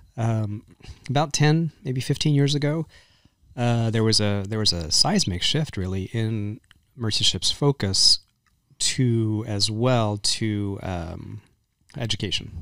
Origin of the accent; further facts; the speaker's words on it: Texas, United States; I grew up in Texas